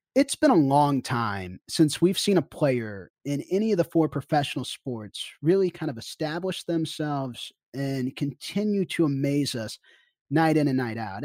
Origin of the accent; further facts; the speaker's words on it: Kansas City, United States; I'm from Kansas City. I grew up in that area